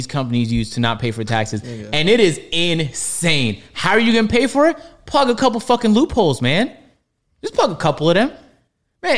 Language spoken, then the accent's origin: English; Canada; as a Canadian